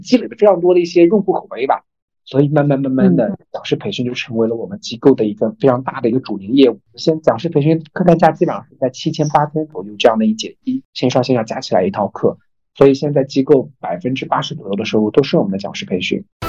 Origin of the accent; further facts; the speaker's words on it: Zhejiang, China; 我是浙江人嘛